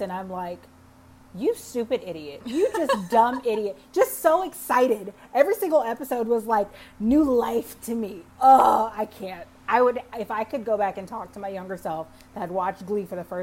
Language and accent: English; Texas, United States; I grew up in Texas